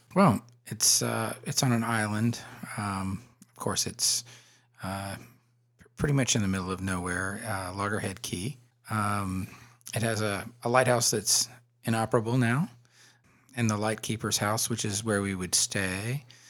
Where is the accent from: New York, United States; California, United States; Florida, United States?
Florida, United States; growing up in Florida in the seventies and, uh, early eighties